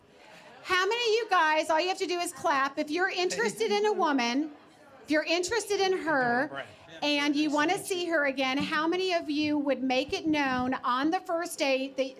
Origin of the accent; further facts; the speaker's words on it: Georgia, United States; I'm from Georgia